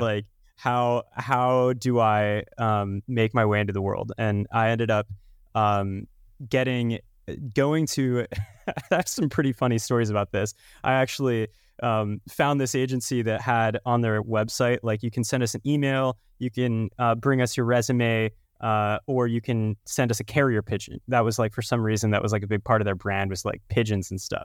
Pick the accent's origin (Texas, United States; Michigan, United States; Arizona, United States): Texas, United States; now in Denver, United States; Texas boy, born and bred